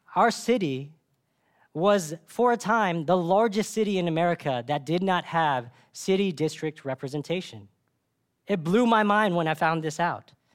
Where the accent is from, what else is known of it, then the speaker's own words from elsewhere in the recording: Dallas, Texas, United States; I grew up in Dallas